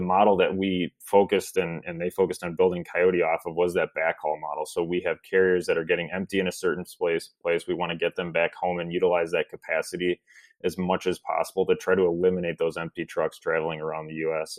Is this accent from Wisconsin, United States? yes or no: yes; Milwaukee, Wisconsin, United States; I grew up in the you know the suburbs of Milwaukee